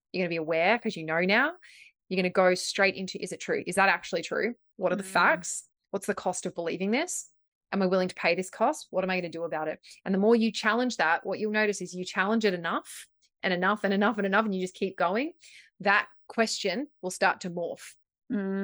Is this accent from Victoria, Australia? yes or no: yes; Victoria, Australia; now in Gold Coast, Australia; I'm from Victoria